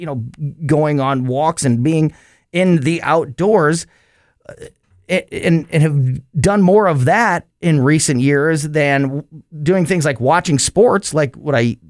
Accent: Florissant, Missouri, United States; where I grew up in North County and Hazelwood and Florissant, and I fished in those areas for years.

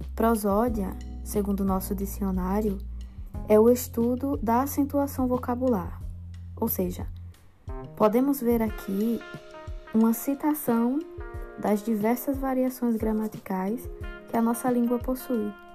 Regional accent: Brazil

